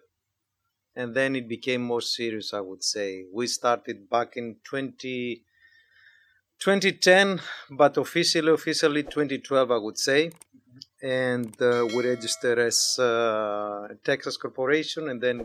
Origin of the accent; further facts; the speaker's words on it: Greece; moved away as an adult; now in United States; I was born and raised in Greece, moved to the U.S. 30 years ago